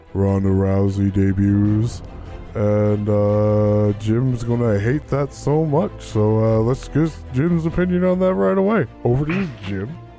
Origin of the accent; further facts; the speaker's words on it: Canada; being Canadian